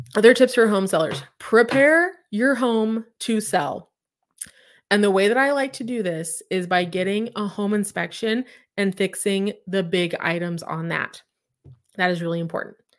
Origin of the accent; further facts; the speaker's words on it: Claremore, Oklahoma, United States; I'm from Claremore, which is outside of, or, like, Claremore is outside of Tulsa